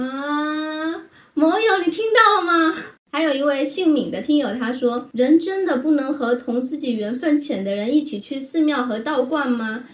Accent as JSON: {"language": "Chinese", "town": "Quanzhou", "region": "Fujian", "country": "China", "tie": "born or raised there", "said": "我家乡在泉州啊"}